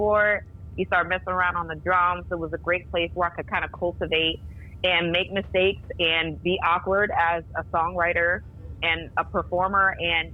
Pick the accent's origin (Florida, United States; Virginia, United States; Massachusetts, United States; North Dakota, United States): Virginia, United States; Norfolk; I'm from Norfolk, Virginia, and I went to Norview High School